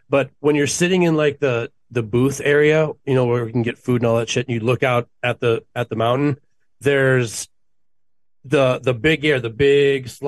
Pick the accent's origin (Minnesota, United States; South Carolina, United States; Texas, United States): Minnesota, United States; accent: half Minnesota, half surfer; also born or lived in California; now in St. Louis Park, United States